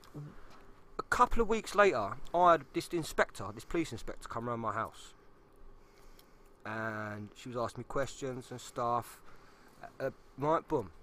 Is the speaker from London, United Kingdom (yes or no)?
yes; London, United Kingdom; moved away; I'm from South East London